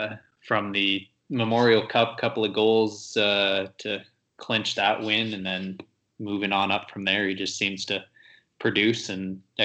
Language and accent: English; Toronto, Ontario, Canada; I grew up in Toronto as well